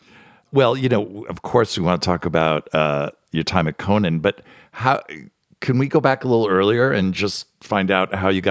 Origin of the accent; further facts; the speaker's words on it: New Jersey, United States; My home state.